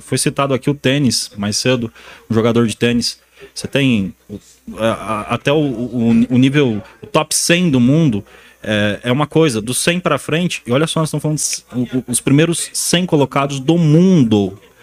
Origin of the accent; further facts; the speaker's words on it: interior of Paraná, Brazil; moved away; eu vim do Paraná, do interior do Paraná, tirei leite durante muitos anos